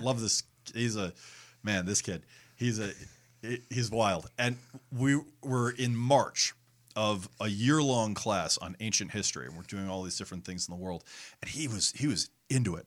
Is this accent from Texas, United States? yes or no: no; Connecticut, United States; I grew up in Connecticut